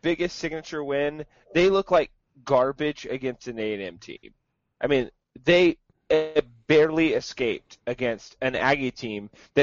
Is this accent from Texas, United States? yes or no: yes; Lubbock, Texas, United States; I grew up in Lubbock